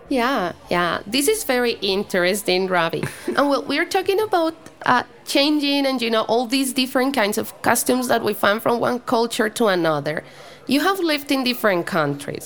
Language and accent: English; Bogotá, Colombia; English is a second language; moved away as an adult; also born or lived in United States; I'm from Bogota